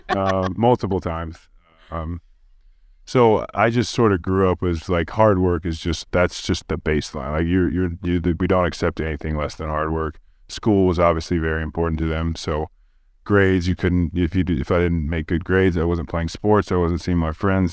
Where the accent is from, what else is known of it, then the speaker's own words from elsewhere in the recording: Oklahoma City, Oklahoma, United States; I'm also from Oklahoma City